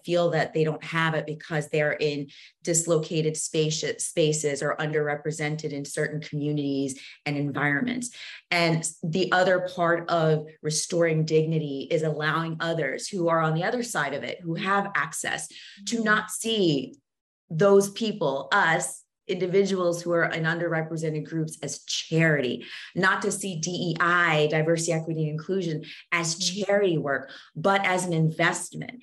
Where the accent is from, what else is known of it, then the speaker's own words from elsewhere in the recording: United States; also born or lived in Zambia / DR Congo; I came to the US when I was 4 years old